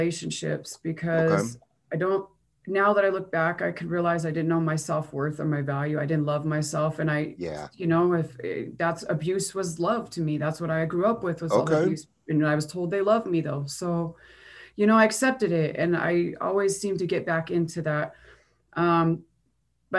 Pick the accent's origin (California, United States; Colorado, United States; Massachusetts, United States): Colorado, United States; Longmont; also born or lived in Brighton, Colorado; I grew up in originally Brighton, Colorado, until I was 9, and my family relocated to the Longmont area.